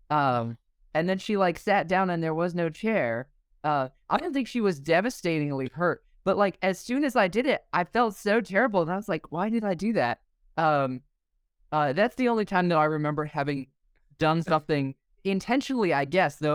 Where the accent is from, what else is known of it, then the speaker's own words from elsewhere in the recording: Indonesia; also born or lived in New York, United States; now in Idaho, United States; I was born in New York, grew up in Indonesia, uh, went to college in New York, went to grad school in Pennsylvania, and now I live in Idaho.